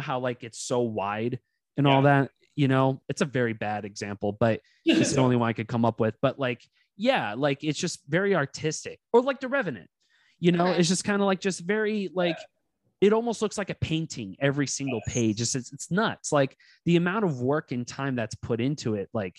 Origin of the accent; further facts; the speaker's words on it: Castro Valley, California, United States; I grew up in Cache Valley, California. It was like in the Inner Bay area.